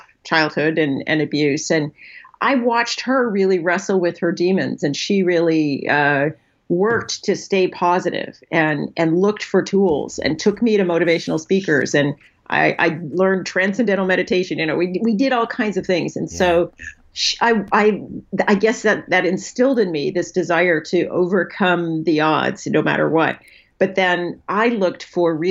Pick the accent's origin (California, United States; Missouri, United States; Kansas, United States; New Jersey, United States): California, United States; National City; I grew up in San Diego, National City, for those of you who know San Diego very well, which is near the Mexican border